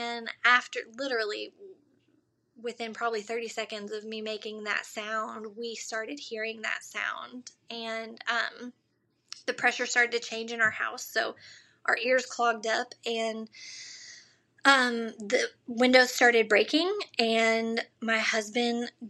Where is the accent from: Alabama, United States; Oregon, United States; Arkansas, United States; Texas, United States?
Arkansas, United States; growing up in Arkansas